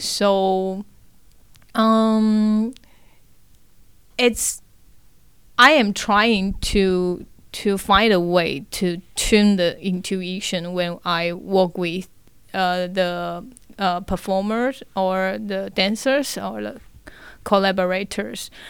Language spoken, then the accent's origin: English; Tainan, Taiwan; English is a second language; now in Taipei, Taiwan; I grew up in Tainan, oh, in okay. south of Taiwan.